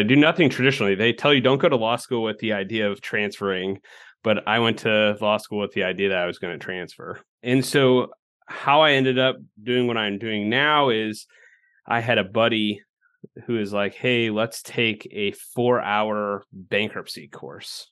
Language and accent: English; Illinois, United States; moved away as an adult; now in Nebraska, United States; I'm from Illinois